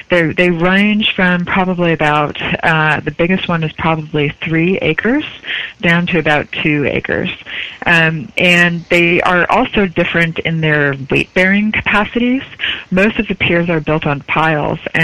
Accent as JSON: {"language": "English", "region": "Connecticut", "country": "United States", "also_born_or_lived": "British Columbia", "moved": "yes", "lives_now": "New York, United States", "said": "I'm from Connecticut"}